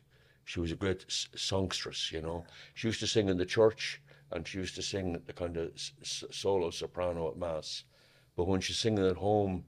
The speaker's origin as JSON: {"language": "English", "town": "Newbridge", "region": "Leinster", "country": "Ireland", "tie": "born or raised there", "said": "I'm from Moorfield, Newbridge, County Kildare. I was born in 1945, the 7th of May 1945. I'm the eldest of six."}